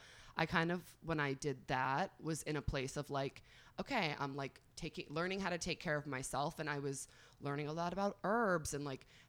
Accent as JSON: {"language": "English", "area": "northern Westchester", "region": "New York", "country": "United States", "tie": "born or raised there", "also_born_or_lived": "Long Island, New York", "moved": "as an adult", "lives_now": "Miami, United States"}